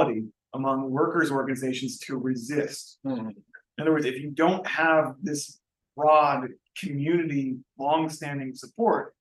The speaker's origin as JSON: {"language": "English", "region": "Texas", "country": "United States", "tie": "born or raised there", "said": "I grew up in Texas."}